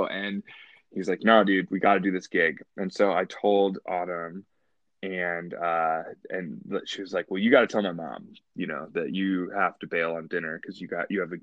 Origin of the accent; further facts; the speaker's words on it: Savannah, Georgia, United States; moved away as an adult; also born or lived in Alexandria, Egypt; now in Chicago, United States; I was born in Alexandria, Egypt. And then when I was a kid, I moved to Savannah, Georgia. And I did, you know, like middle school, high school in Savannah.